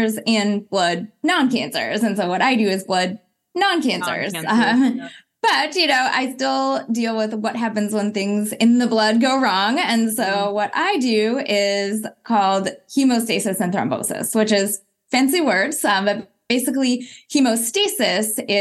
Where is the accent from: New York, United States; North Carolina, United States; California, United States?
California, United States; Berkeley; I was born in Berkeley, California, to a mom who was, you know, an activist in the 60s.